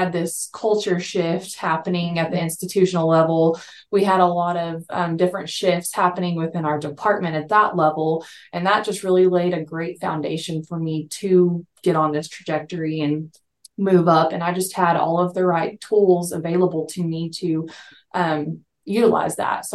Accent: Texas, United States; moved away as an adult; also born or lived in Colorado; I born and raised in Texas. I moved away to Colorado for a little bit

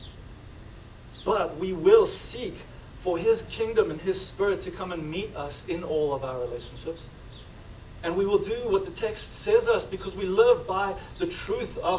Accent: South Africa; now in United States; being South African, but now being American, but also like not living like immigrants anymore

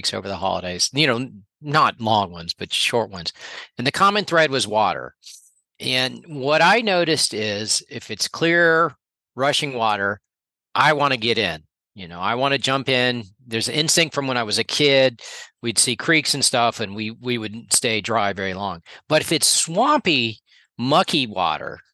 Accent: Florida, United States; growing up in Florida

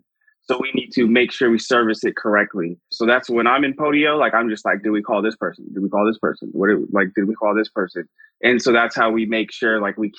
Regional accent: California, United States; I'm from California. I live in Moreno Valley, California.

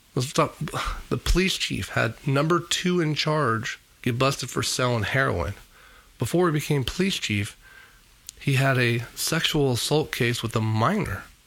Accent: Fresno, California, United States; also born or lived in Clovis, California; Growing up in Fresno

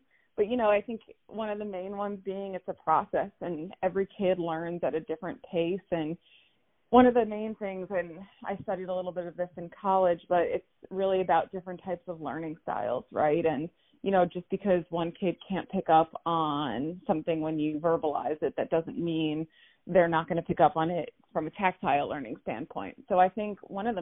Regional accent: Plainview, New York, United States; I grew up in Plainview, so I played in some local leagues, the PAL, small towns on Long Island

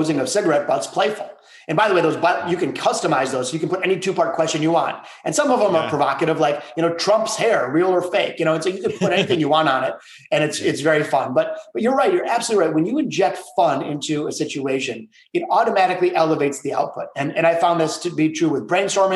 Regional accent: Detroit, Michigan, United States; my hometown of Detroit

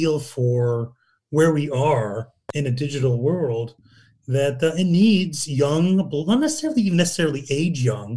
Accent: Newcastle upon Tyne, North East England, United Kingdom; I'm an Englishman. I was born in Newcastle.

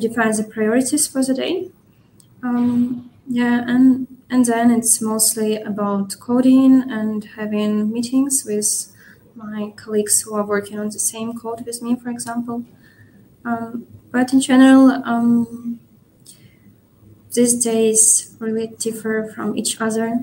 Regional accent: Ukraine; moved away as an adult; also born or lived in Kyiv, Ukraine; now in Munich, Germany; I'm working from Munich, from Germany, but originally I'm Ukrainian, and I worked from Ukrainian office, but had to relocate 1 year ago

